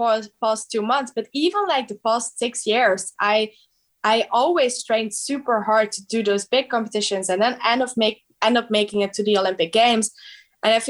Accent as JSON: {"language": "English", "country": "Belgium", "said": "I'm from Belgium"}